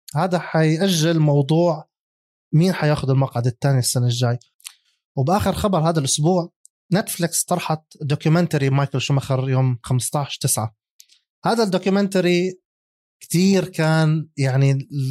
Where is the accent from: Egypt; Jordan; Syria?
Jordan; عندنا بالاردن